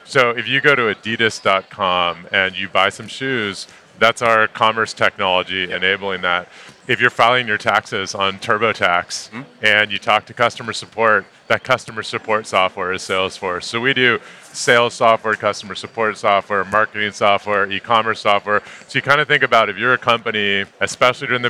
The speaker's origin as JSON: {"language": "English", "area": "Bay Area", "region": "California", "country": "United States", "tie": "born or raised there", "said": "As someone who's born and bred in the Bay Area"}